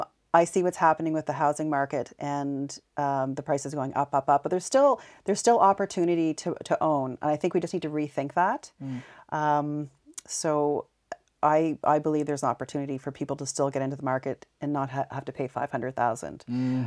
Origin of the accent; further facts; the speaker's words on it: Montreal, Quebec, Canada; born there; Yeah, I was born in Montreal. My mother's French Canadian.